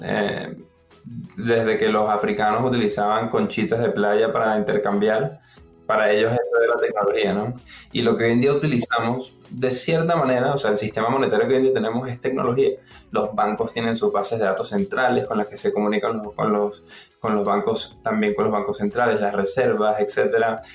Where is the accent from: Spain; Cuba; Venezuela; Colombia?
Venezuela; moved away; Venezuela, de donde vengo, ¿no? Yo soy venezolano. Entonces, como Venezuela la economía falló y crecí en una casa donde, como en la mayoría de las casas en Venezuela